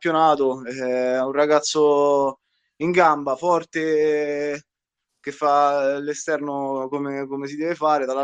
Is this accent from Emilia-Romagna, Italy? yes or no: no; Civitavecchia, Lazio, Italy; diciamo che noi, siccome siamo di Civitavecchia e, eh, e eh, facciamo una macchinata con eh, i ragazzi